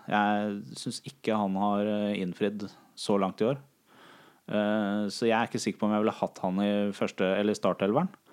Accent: Larvik, Vestfold, Norway; jeg kommer fra Larvik

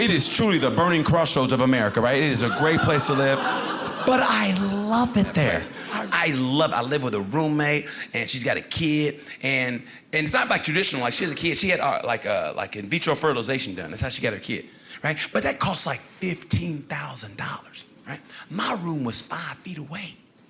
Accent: Oklahoma, United States; I want to open up a Native American restaurant. There's none of those there. I'm from Oklahoma. I could do it.

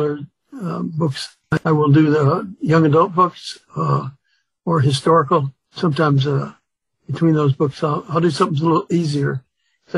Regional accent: Chicago, Illinois, United States; also born or lived in Mississippi; My dad moved us up to Chicago looking for work

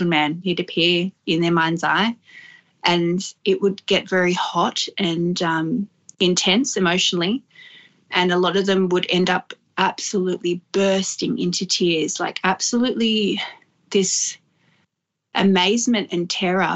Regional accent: Lower Blue Mountains, New South Wales, Australia; also born or lived in Sydney; I was raised in the Lower Mountains and in Sydney, back and forth, but mainly grew up in the Lower Blue Mountains

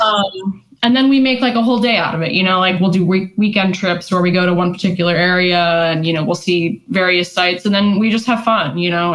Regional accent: West Coast, United States; moved away; I grew up on the West Coast

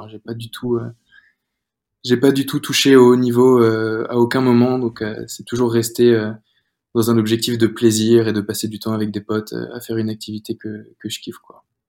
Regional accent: Rennes, Brittany, France; moved away as an adult; also born or lived in Angers / Paris; now in Nice, France; je suis rennais, je viens de, de Bretagne

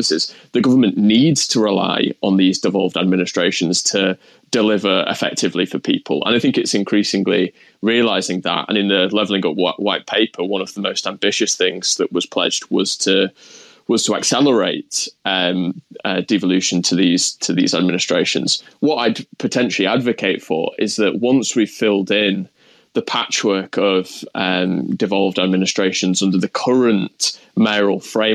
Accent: Huddersfield, Yorkshire and the Humber, United Kingdom; Huddersfield, my hometown

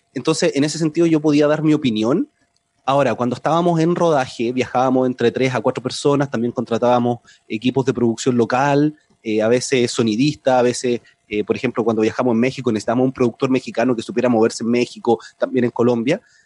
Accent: Chile; accent: Chilean; mi acento en el podcast, eh, acento chileno, y yo hablo normal, no trato de cambiar mi acento

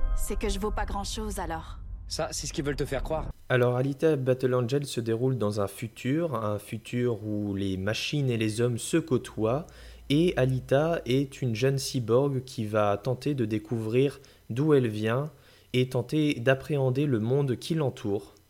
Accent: France; chez nous en France

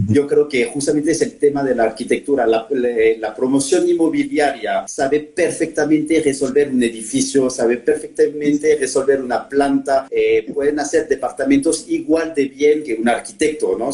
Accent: Normandy, France; Spanish is a second language; moved away as an adult; also born or lived in Paris, France; now in Mexico; soy francés normando, ¿no? Entonces, eh, adentro de, mi identidad vive como la parte normanda y en Normandía pues, vengo de un pueblo de 1500 habitantes. Eh, he pasado 18 años de mi vida en ese pueblo

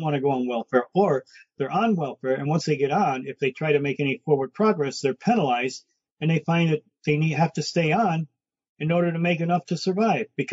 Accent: Detroit, Michigan, United States; I grew up in Brightmoor

